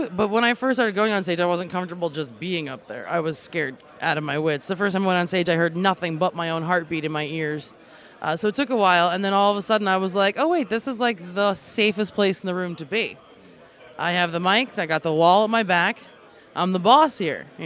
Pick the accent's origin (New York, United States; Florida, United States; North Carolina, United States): New York, United States; Long Island; also born or lived in Alaska; I'm from New York, or originally I'm from Long Island, and then I moved to Alaska because I didn't really like living in New York.